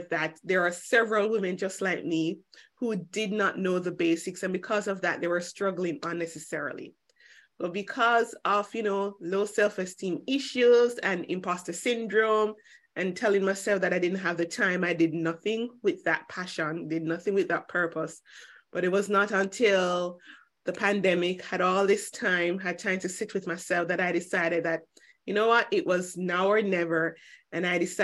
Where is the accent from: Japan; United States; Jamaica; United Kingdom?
Jamaica; now in Cayman Islands; I'm Jamaican by birth, but I currently live in the Cayman Islands